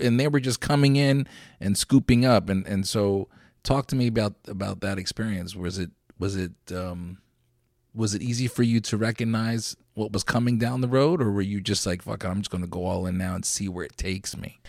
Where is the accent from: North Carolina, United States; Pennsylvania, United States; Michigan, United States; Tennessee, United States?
Pennsylvania, United States; Lancaster; I grew up in Lancaster